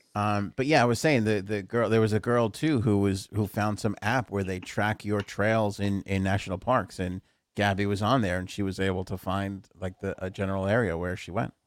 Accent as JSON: {"language": "English", "town": "New York City", "region": "New York", "country": "United States", "tie": "born or raised there", "said": "You and I grew up in Queens"}